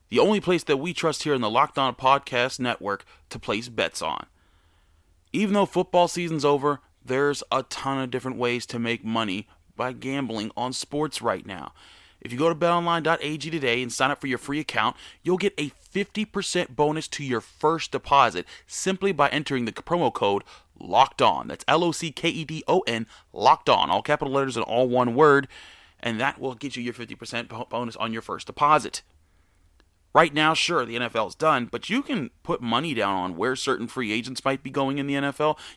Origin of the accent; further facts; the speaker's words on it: Pittsburgh, Pennsylvania, United States; I grew up in Pittsburgh.